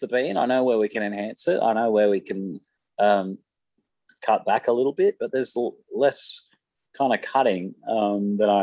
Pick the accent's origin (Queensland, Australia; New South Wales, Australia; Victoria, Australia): New South Wales, Australia; Sydney; in my sort of adolescence, I grew up in Mount Druitt.